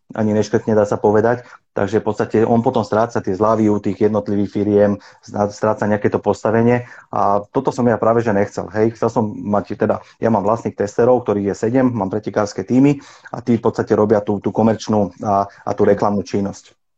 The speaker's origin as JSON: {"language": "Slovak", "town": "Bratislava", "region": "Bratislava Region", "country": "Slovakia", "tie": "born or raised there", "also_born_or_lived": "Trnava", "said": "ja som sa narodil eh, v Trnave, kde sme v podstate bývali rok a hneď sme sa potom presťahovali kvôli práci mojim rodičom do Bratislavy Takže my sme v podstate, ja som si vyrastal do, do 20 rokov, som žil v Bratislave"}